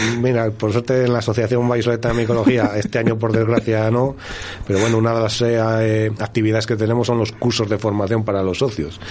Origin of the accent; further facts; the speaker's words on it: Montemayor de Pililla, Castile and León, Spain; yo soy de Montemayor